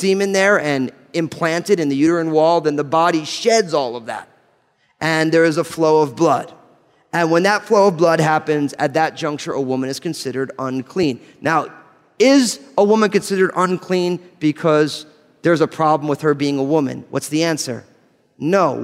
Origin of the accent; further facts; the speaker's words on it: New Jersey, United States; I'm from New Jersey